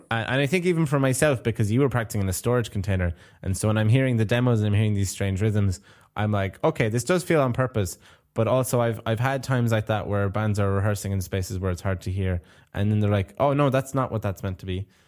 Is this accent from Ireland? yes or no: yes; Clare, Munster, Ireland; now in Japan; I'm from Ireland